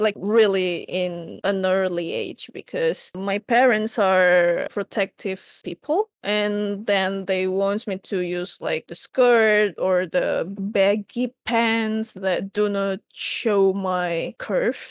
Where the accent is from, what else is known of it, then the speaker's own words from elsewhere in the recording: Indonesia; I'm from Indonesia and currently I live in Jakarta because I work in Jakarta.